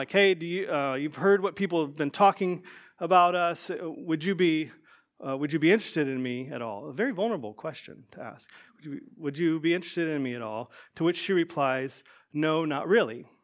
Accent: Georgia, United States; also born or lived in Ohio; I grew up in Georgia and Ohio.

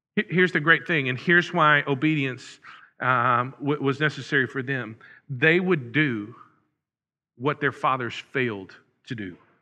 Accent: Huntsville, Texas, United States; moved away; the next town where we were, uh, was Huntsville, my hometown.

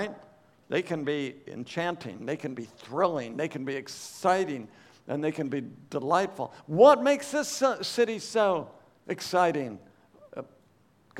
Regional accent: Oregon, United States; I grew up in Oregon, which is a small state in the Northwest.

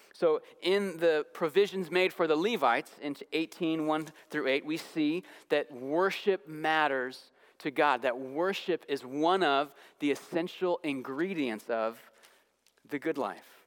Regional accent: Santa Clarita, California, United States; moved away; I was visiting my hometown in suburban Los Angeles

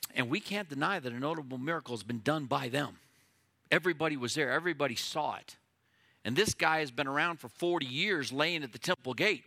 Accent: United States; as an American who loves my country

